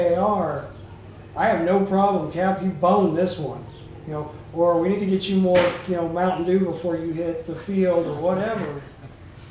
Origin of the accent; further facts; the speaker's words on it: Texas, United States; I'm from Texas